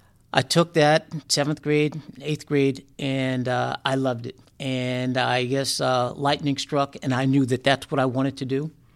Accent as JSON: {"language": "English", "town": "South River", "region": "New Jersey", "country": "United States", "tie": "born or raised there", "said": "So we grew up in South River, which is a small town."}